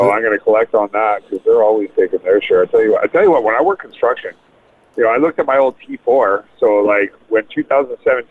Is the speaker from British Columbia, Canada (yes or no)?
yes; Vancouver, British Columbia, Canada; now in Vancouver Island, Canada; I grew up in Vancouver